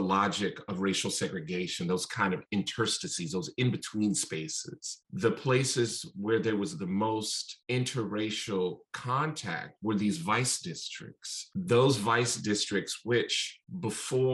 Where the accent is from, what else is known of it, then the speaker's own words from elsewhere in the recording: Chicago, Illinois, United States; being from the South Side of Chicago really shaped my entire perspective for the first book, and really being born and raised there